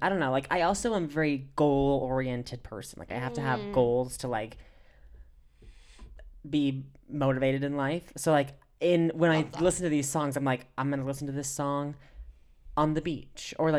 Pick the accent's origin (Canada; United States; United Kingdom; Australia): United States; West Coast; I grew up on the West Coast.